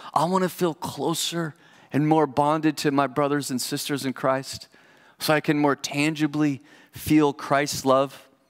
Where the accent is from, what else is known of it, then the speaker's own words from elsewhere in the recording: United States; as an American